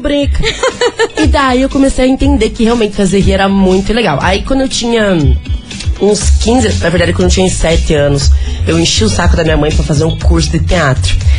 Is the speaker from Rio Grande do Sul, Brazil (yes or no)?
no; Curitiba, Paraná, Brazil; now in São Paulo, Brazil; a minha cidade, eu estou voltando pra minha terra